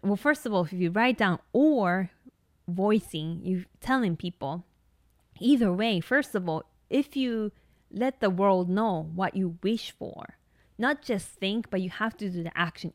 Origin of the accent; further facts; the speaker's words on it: Tokyo, Japan; English is a second language; moved away as an adult; also born or lived in Hawaii; I grew up in Tokyo, so my family didn't have a car